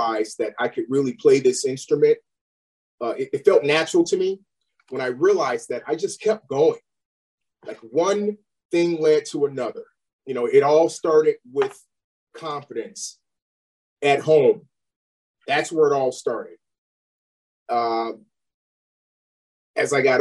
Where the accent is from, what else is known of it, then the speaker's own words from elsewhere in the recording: Chicago, Illinois, United States; moved away as an adult; now in Los Angeles, United States; growing up on the West Side of Chicago, you know, back then in the 80s